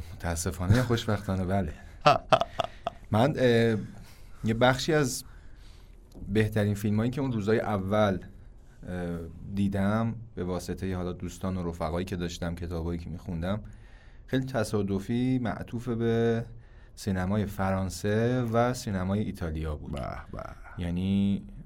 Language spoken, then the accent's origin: Persian; Iran; ما ایرانی هستیم